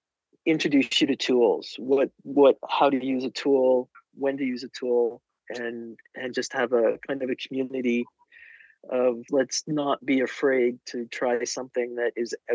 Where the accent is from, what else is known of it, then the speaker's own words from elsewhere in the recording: Canada; So that's when I went from being Canadian mom to being Canadian handywoman.